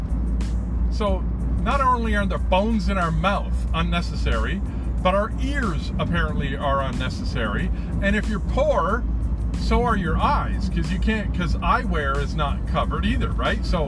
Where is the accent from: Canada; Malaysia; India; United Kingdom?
Canada; here in Canada